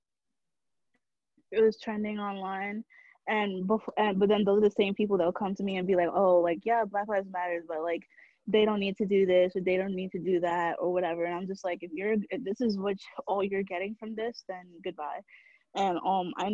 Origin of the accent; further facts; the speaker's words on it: New York City, New York, United States; I'm from the Bronx